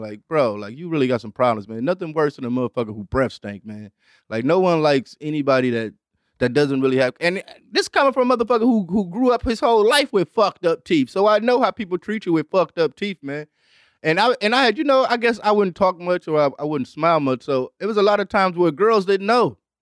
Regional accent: Detroit, Michigan, United States; i grew up on Devil's night

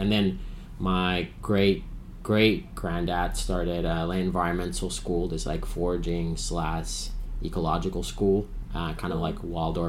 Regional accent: Finland; English is a second language; moved away; I grew up in Finland

